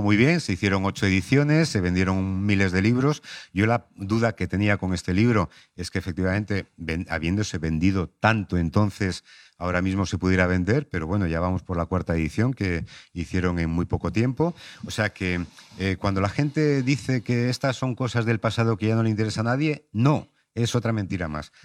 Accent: Palencia, Castile and León, Spain; now in Madrid, Spain; Yo soy de Palencia

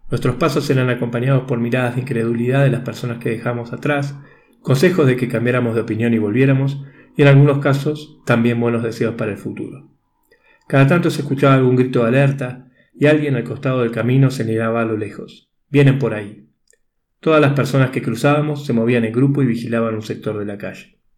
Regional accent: Argentina; now in Bolivia; Soy argentino, desde enero vivo en Bolivia y tenía que viajar a Panamá por trabajo.

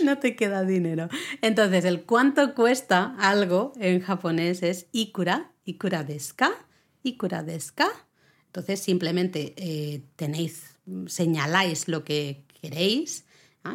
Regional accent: Catalonia, Spain; Yo soy catalana

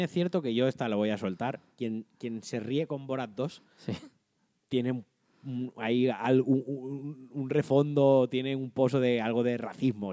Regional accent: Valencian Community, Spain; me toca directamente como valenciano

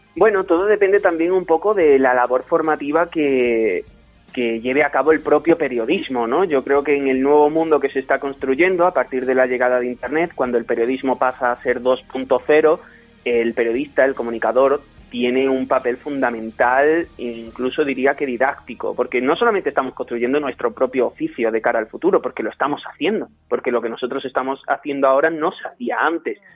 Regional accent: Torremolinos, Andalusia, Spain; yo soy andaluz y allí tenemos muchísima tradición familiar. Cada fin de semana yo iba del pueblo a, digamos, mi ciudad y más establecida que era Torremolinos

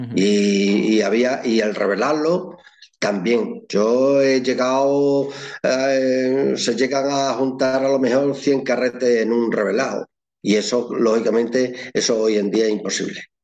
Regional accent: Llerena, Extremadura, Spain; soy de Llerena, de la provincia de Badajoz, al sur de Badajoz

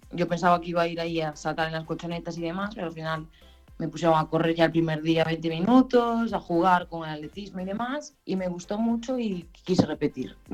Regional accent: Ribeira, Galicia, Spain; en Ribeira, en mi pueblo

